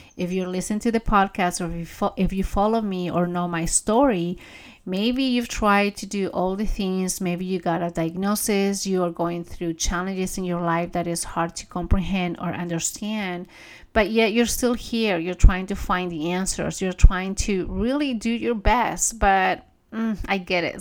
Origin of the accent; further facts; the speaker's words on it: Peru; moved away; I grew up in Peru. I grew up with my grandparents